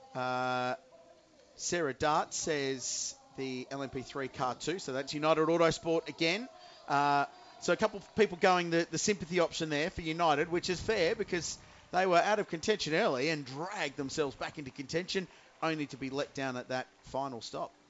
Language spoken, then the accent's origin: English; Adelaide, South Australia, Australia; I grew up in Adelaide with the Australian Grand Prix